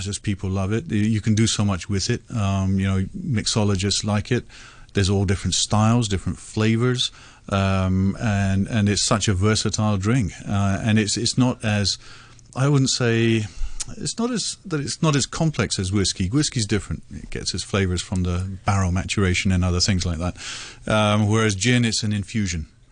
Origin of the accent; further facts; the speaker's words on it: India; moved away; I grew up in India, of course